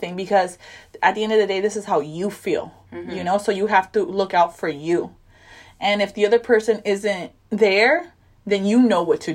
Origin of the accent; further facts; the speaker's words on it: Hawthorne, California, United States; we're from Hawthorne